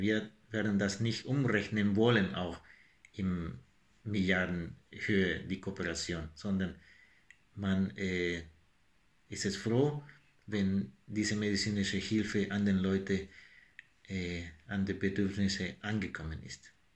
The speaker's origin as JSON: {"language": "German", "country": "El Salvador", "second_language": "German", "moved": "yes", "said": "mit meiner Heimat El Salvador"}